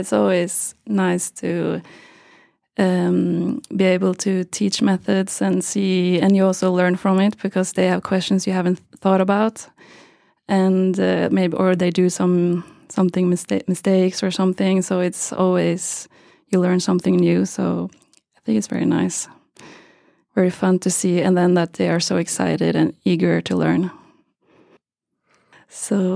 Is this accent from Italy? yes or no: no; Geilo, Buskerud, Norway; also born or lived in Trondheim, Norway; I'm from Norway, a small place called Geilo in the mountains